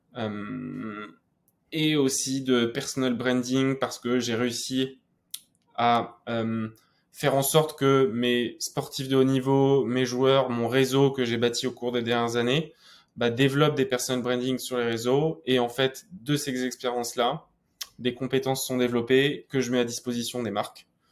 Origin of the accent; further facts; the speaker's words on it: Normandy, France; moi, je venais de Normandie